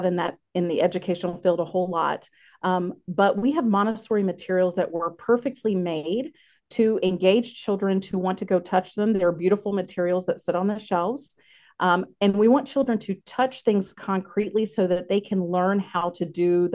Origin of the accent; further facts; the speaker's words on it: North Carolina, United States; moved away as an adult; also born or lived in Okinawa, Japan; now in Wausau, United States; I am originally from North Carolina